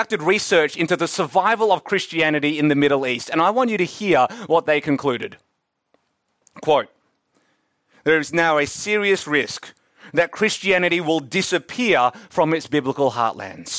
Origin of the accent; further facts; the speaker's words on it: Melbourne, Victoria, Australia; I'm from Melbourne, now the second most livable city in the world